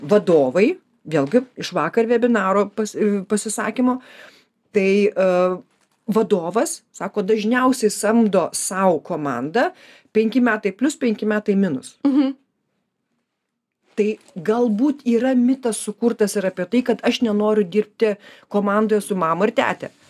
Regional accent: Kaunas, Kaunas County, Lithuania; aš ne Vilnietė, aš Kaunietė

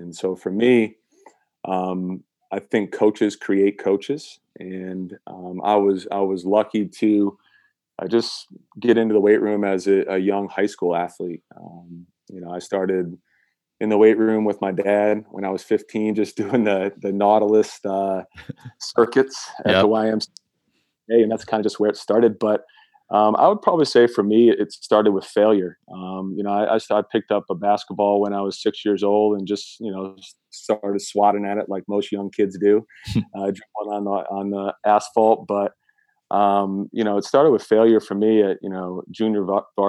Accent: Saratoga Springs, New York, United States; our area in upstate New York. I'm originally from Saratoga Springs.

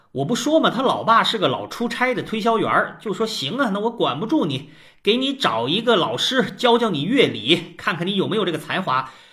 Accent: China; 我们中国人

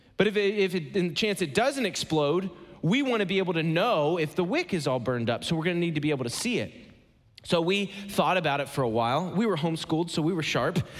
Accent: Ohio, United States; moved away as an adult; now in Atlanta, United States; I live in Atlanta, Georgia. I am so glad to be back in the Midwest. I'm, I'm from Ohio originally.

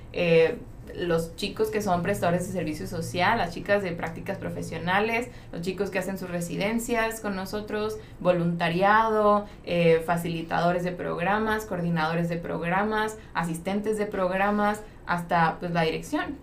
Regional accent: Mexico; also born or lived in Santa Cruz, California; como mexicanos

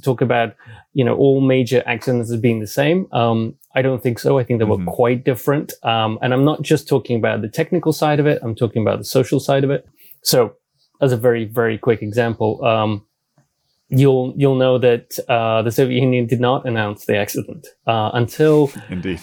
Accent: United Kingdom; also born or lived in Belarus / Japan; I moved to the UK when I was about 10. So I grew up in the UK uh, and I'm a Brit

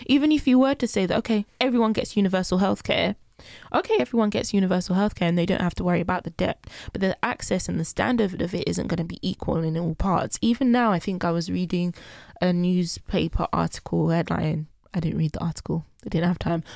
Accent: Nigeria; moved away; I'm Nigerian

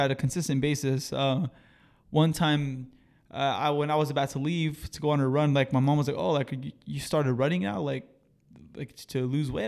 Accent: Marina, California, United States; also born or lived in Seaside, California; I came from Los Arboles Middle School

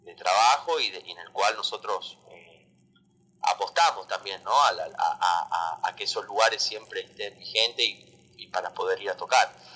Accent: Tucumán, Argentina; moved away; yo soy de allá de Tucumán.

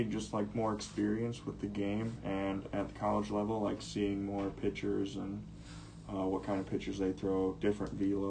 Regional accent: Wilmington, Illinois, United States; I was born in Wilmington, Illinois. It's about an hour south of here.

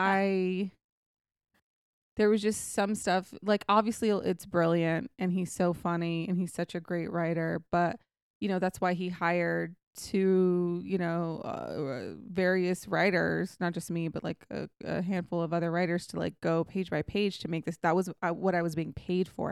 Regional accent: Texas, United States; also born or lived in England; I'm from Texas

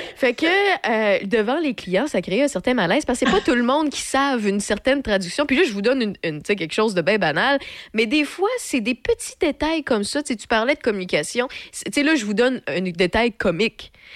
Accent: Quebec City, Quebec, Canada; also born or lived in Montreal / Bas-Saint-Laurent; j'ai vécu un peu à Montréal, puis dans le, Bas-Saint-Laurent aussi, tu sais, j'ai fait l'entre-deux alors que je viens de Québec

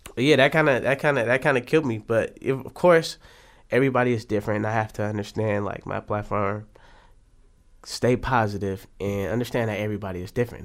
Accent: Oakland, California, United States; I'm from West Oakland, born and raised

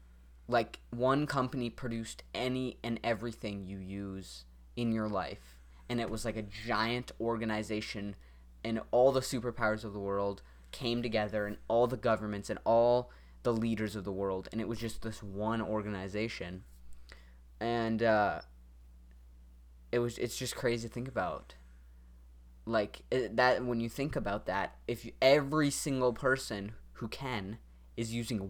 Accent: North Dakota, United States; I was born in North Dakota.

